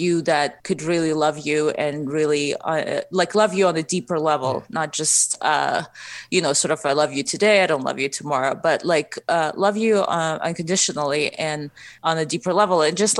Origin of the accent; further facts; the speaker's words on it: Ukraine; first language Russian; English is a second language; I'm actually originally from Ukraine, so my first language is Russian. So I probably have an accent when I sing.